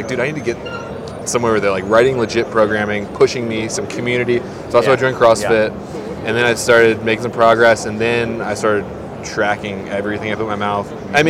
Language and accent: English; Virginia Beach, Virginia, United States; I'm from Virginia Beach